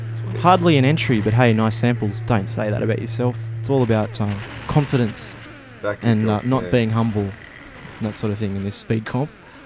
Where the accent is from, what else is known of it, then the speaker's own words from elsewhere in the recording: Perth, Western Australia, Australia; I'm from Perth and Ashgrove is in Brisbane.